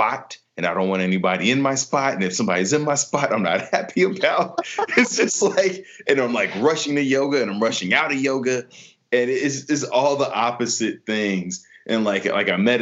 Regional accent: Chicago, Illinois, United States; now in Los Angeles, United States; I'm from Chicago

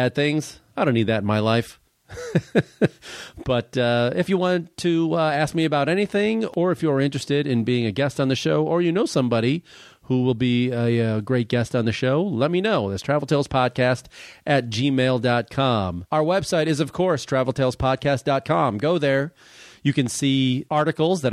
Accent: outside of Chicago, Illinois, United States; now in Los Angeles, United States; I grew up outside of Chicago

